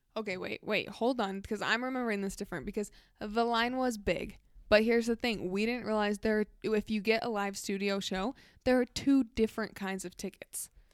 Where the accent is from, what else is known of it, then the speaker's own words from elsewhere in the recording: Bountiful, Utah, United States; Duke and I grew up in Bountiful